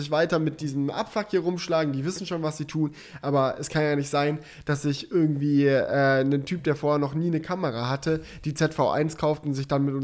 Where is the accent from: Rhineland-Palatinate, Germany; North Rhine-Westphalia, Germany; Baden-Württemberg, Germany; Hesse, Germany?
Baden-Württemberg, Germany; Böblingen; Ja, weil es gibt bei uns in Böblingen, wo ich herkomme, wir haben eine Panzerkaserne